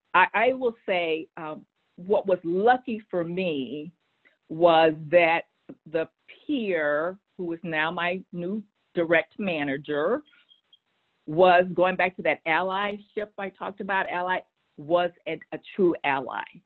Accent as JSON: {"language": "English", "region": "Texas", "country": "United States", "also_born_or_lived": "Boston", "moved": "as an adult", "said": "I said I'm a Texan. I want to go back um, to Texas, and, um, and, those are my roots"}